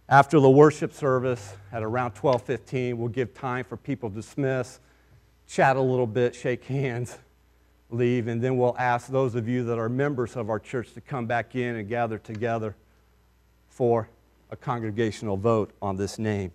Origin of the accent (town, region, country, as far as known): United States